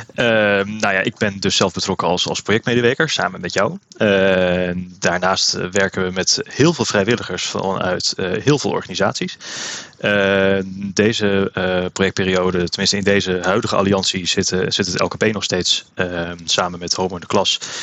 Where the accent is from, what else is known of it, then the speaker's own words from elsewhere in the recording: Woudenberg, Utrecht, Netherlands; also born or lived in Amersfoort; ik kom zelf uit Woudenberg, eh, ben opgegroeid in de toenmalige Nederlands hervormde kerk toen nog.